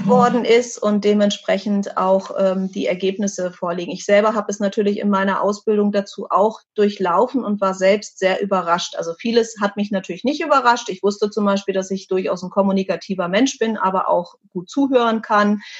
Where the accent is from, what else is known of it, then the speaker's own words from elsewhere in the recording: Germany; bei uns in Deutschland